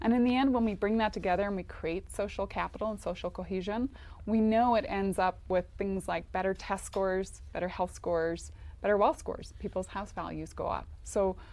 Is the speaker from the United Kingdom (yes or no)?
yes; Northern Ireland, United Kingdom; I'm Northern Irish, but kind of Irish